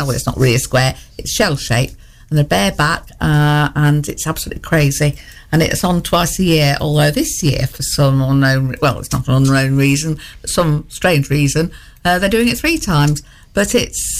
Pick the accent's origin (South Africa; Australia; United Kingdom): United Kingdom; Boston, East Midlands; I am Lincolnshire born and bred in Boston